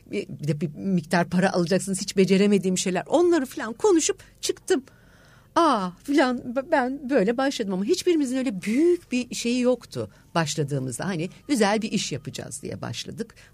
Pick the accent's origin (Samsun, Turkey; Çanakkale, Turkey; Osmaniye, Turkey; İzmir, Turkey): İzmir, Turkey; now in Istanbul, Turkey; bunu İzmirliyim. 9 Eylül Güzel Sanatlar aslında